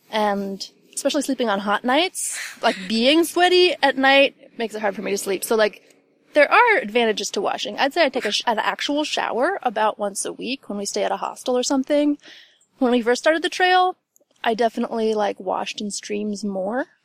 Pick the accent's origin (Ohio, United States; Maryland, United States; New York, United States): Ohio, United States; also born or lived in West Virginia; I'm from, I like to say West Virginia, but I grew up in Ohio. I'm from all over, I guess.